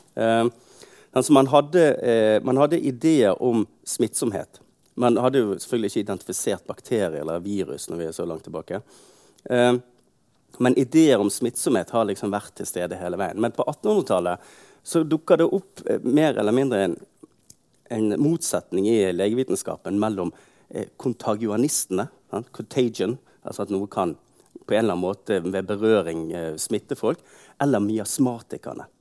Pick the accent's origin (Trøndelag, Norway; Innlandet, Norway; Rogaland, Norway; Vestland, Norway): Vestland, Norway; Bergen; Jeg er født i Bergen, oppvokst her, på det stort sett hele livet